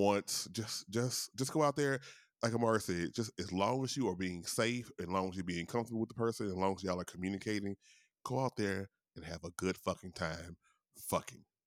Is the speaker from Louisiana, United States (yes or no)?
yes; Louisiana, United States; in Louisiana, my home state